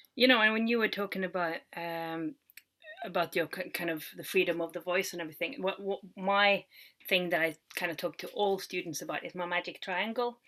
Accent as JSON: {"language": "English", "country": "Norway", "tie": "born or raised there", "moved": "yes", "said": "we do kind of like an international baccalaureate in Norway"}